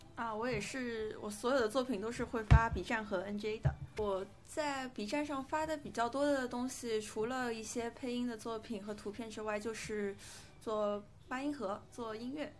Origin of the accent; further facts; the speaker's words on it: Shanghai, China; 像我作为一个图书图书长的上海人，我的前后鼻音一直是个问题